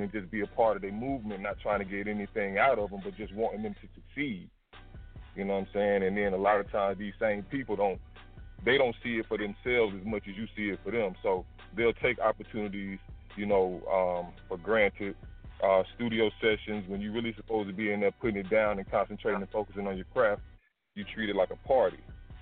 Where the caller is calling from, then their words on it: College Park, Georgia, United States; I'm calling from College Park, Georgia